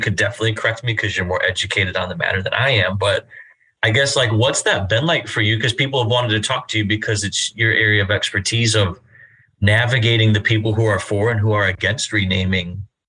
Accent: Illinois, United States; moved away as an adult; now in Columbus, United States; So I'm not from the South. I'm from Illinois originally. I taught in the elementary schools there for 11 years

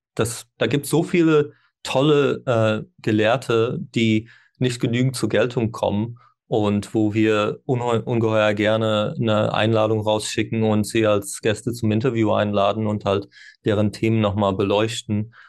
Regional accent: Ireland; first language English; German is a second language; moved away; ich bin ja ursprünglich in Irland geboren und Landessprache ist Englisch, bis äh, ich habe Deutsch erst mit zwölf gelernt.

